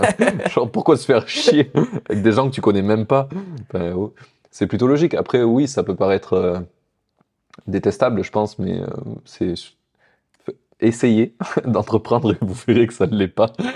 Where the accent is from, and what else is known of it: France